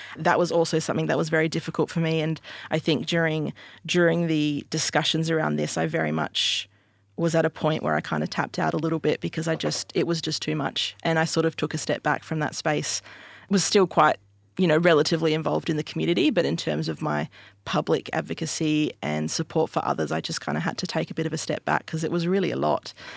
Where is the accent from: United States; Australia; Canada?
Australia; Albany, Western Australia; I grew up in Albany, Western Australia